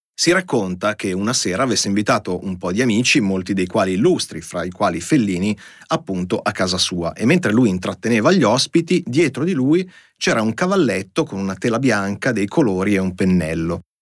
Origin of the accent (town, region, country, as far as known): Italy